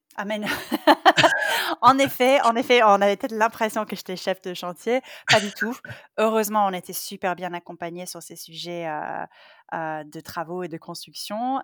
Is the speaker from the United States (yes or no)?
yes; Silicon Valley, California, United States; moved away; je viens de Silicon Valley, je suis née là-dedans, euh, j'ai une double culture